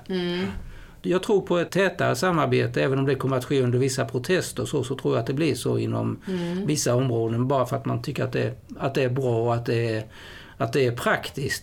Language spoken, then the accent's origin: Swedish; Sweden; som svensk journalist